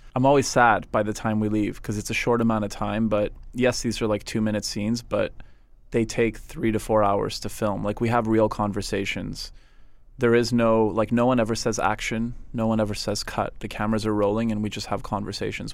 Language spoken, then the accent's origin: English; Montreal, Quebec, Canada; also born or lived in West Virginia; growing up in Montreal